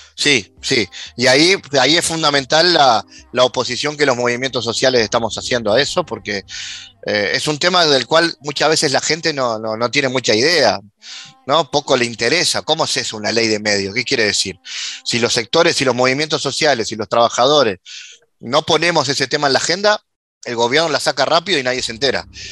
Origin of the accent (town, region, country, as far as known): Uruguay